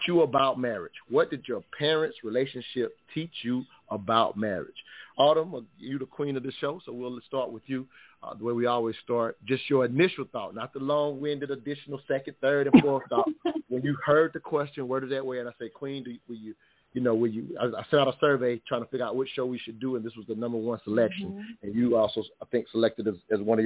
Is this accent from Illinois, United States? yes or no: no; South Carolina, United States; growing up in South Carolina, the deep South, if you will